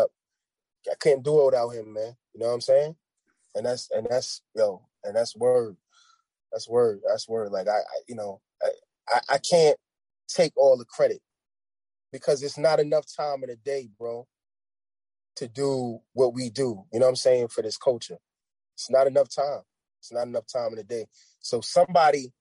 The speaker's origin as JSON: {"language": "English", "region": "New York", "country": "United States", "moved": "yes", "said": "I'm from New York, but I'm not in New York"}